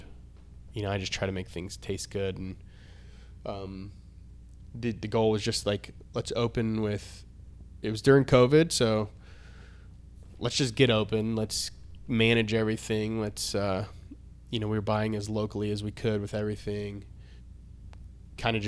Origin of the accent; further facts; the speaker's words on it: Florida, United States; also born or lived in Atlanta; now in Nashville, United States; I grew up in Florida